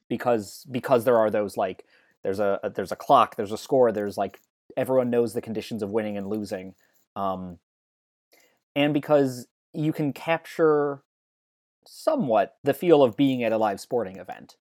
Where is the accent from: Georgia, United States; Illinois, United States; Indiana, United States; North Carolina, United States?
Illinois, United States; Chicago; growing up in Chicago then